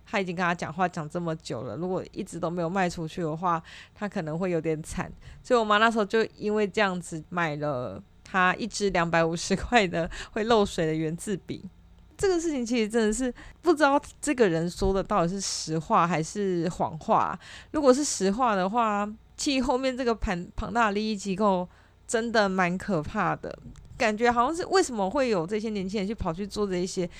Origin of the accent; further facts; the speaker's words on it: Taichung, Taiwan; 我是台中人，呃，以前国中的时候，假日都会跟我妹妹一起去台中图书馆